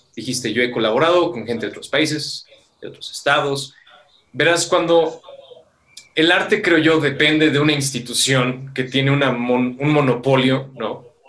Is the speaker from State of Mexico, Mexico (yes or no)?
yes; Metepec, State of Mexico, Mexico; por acá nosotros somos de Metepec, guión Toluca